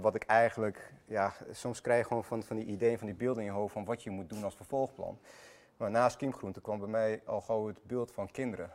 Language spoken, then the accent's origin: Dutch; Iraq; also born or lived in Armenia (ancestry); now in Netherlands; Ben ik zelf geboren in Irak